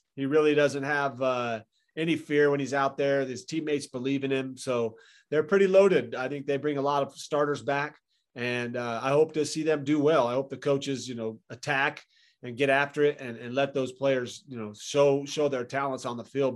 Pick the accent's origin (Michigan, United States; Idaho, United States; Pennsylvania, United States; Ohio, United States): Idaho, United States; Boise; moved away as an adult; also born or lived in Tempe, Arizona; I grew up in Boise, Idaho.